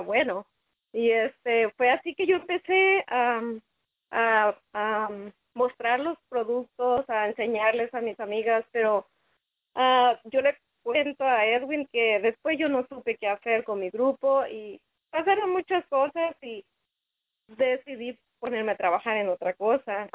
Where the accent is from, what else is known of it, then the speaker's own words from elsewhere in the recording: Culiacán, Sinaloa, Mexico; moved away; yo soy de Sinaloa, de Culiacán